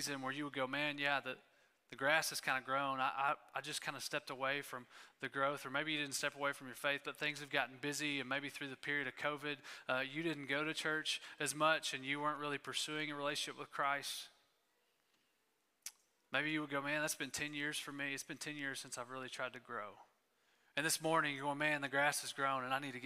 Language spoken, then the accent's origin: English; East Texas, United States; I grew up in East Texas